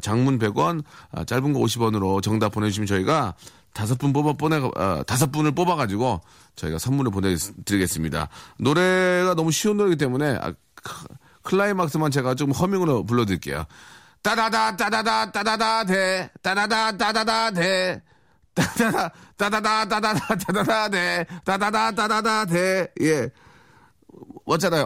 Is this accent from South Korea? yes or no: yes; South Korea; 대한민국 사람으로서 자랑스럽죠